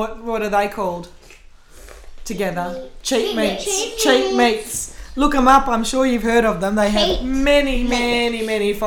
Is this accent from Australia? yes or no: yes; Australia; we're Australian